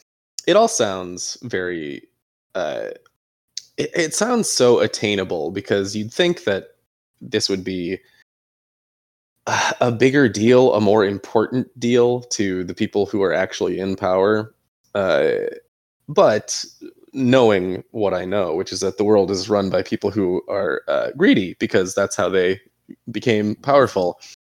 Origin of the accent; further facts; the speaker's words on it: Ireland; I'm Irish. Let's lower this 10 degrees. I would like to wear a jacket all the time.